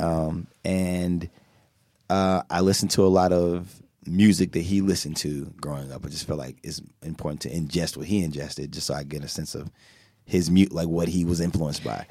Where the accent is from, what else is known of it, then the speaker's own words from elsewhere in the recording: United States; I'm from America